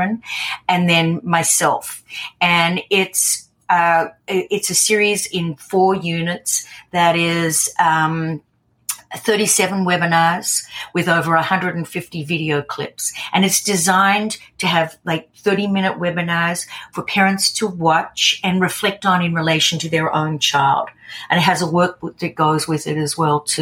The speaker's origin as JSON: {"language": "English", "country": "Australia", "said": "I'm Australian"}